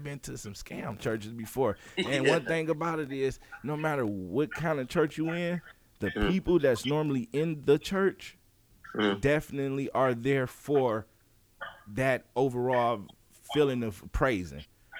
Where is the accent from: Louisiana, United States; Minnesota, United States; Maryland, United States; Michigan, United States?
Michigan, United States; Detroit; I'm from Detroit